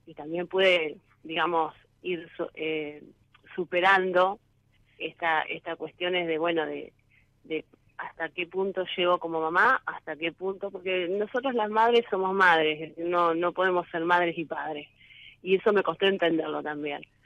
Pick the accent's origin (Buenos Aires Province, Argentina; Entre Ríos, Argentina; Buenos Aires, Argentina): Entre Ríos, Argentina; San José; yo soy de San José, departamento Colón, Entre Ríos.